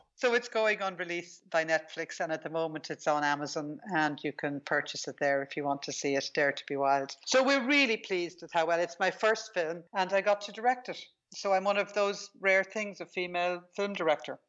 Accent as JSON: {"language": "English", "country": "Ireland", "tie": "born or raised there", "said": "I grew up in Ireland"}